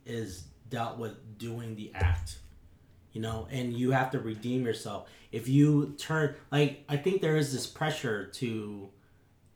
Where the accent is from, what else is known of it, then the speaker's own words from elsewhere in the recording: Carrollton, Texas, United States; I grew up in Dallas. Right outside of Dallas in Carrollton.